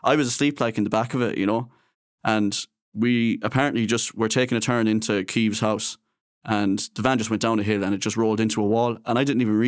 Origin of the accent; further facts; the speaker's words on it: Castlerea, Connacht, Ireland; we're both from Castlereagh.